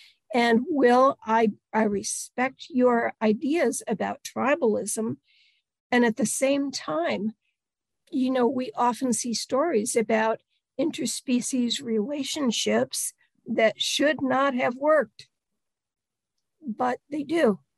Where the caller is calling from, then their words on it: Delaware, United States; also born or lived in North Carolina, United States; I am in central Delaware, and I live right in the middle of poultry country right now, although I didn't always. I spent the better part of my 40s in North Carolina